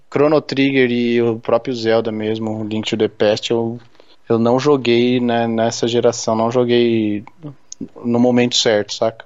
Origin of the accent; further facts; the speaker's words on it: Brazil; moved away; also born or lived in Germany; como bons brasileiros